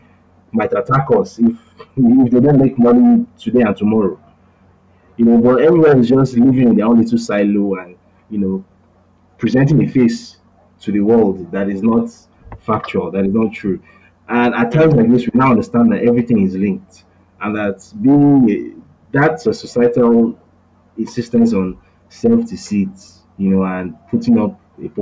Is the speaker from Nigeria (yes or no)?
yes; Lagos, Nigeria; also born or lived in Bariga, Lagos; I was raised in Ogudejeri